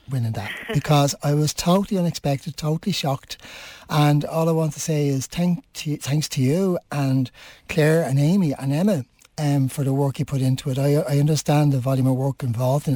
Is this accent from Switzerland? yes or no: no; Dublin, Leinster, Ireland; moved away as an adult; also born or lived in Finglas; now in Swords, Ireland; I'm originally from the Liberties